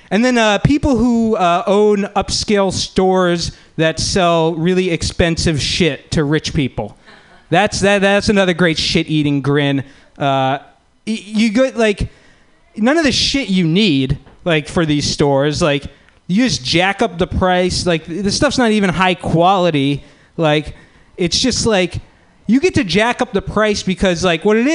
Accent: Palo Alto, California, United States; I'm from Palo Alto

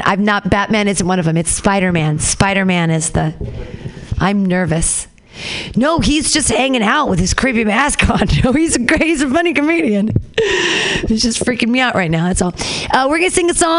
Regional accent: United States; as Americans

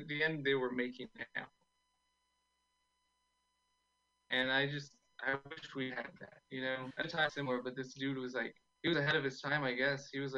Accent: Austin, Texas, United States; I'm from Austin. I think it's been crazy here.

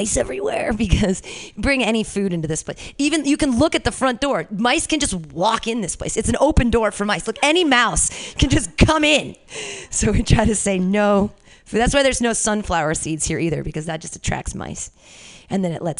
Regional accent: Danville, California, United States; I grew up around there. I grew up in Danville

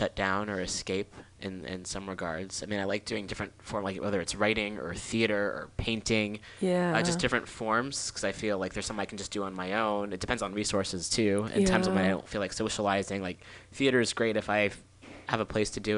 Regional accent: Oakland, California, United States; I was born in Oakland

